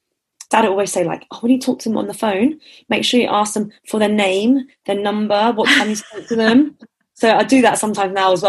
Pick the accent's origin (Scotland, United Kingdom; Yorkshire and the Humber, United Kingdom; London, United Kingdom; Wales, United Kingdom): London, United Kingdom; Enfield; born there; also born or lived in Hertfordshire; So I was born in Enfield, and okay. the takeaway's in Chesham. They had two. The first one was in Buckinghamshire, and then they sold that off, and then we moved back to Hertfordshire